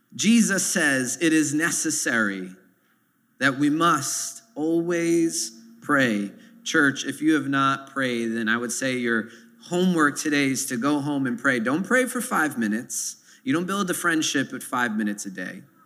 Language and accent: English; New York City, New York, United States; growing up in Sunset Park here in this neighborhood